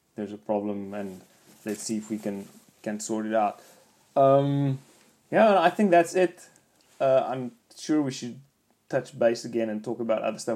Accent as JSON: {"language": "English", "country": "South Africa", "moved": "yes", "lives_now": "New Zealand", "said": "I'm from South Africa"}